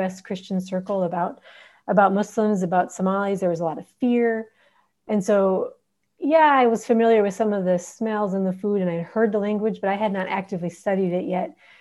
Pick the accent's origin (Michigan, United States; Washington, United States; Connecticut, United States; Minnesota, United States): Minnesota, United States; Minneapolis; moved away as an adult; also born or lived in Horn of Africa; now in Djibouti; I'm an American. I grew up in Minneapolis, Minnesota